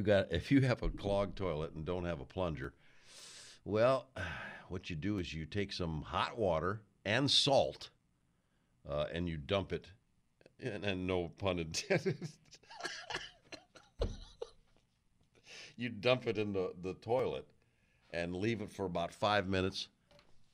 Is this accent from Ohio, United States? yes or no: no; New York, United States; now in Los Angeles, United States; I'm from New York.